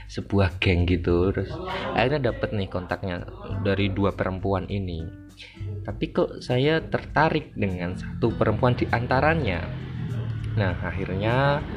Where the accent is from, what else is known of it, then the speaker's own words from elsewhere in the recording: Java, Indonesia; accent: medok; now in Jakarta, Indonesia; mohon maaf sekali lagi kalau suaranya medok karena saya asli Jawa dan dipaksa oleh alam untuk ke Jakarta Jakartanan.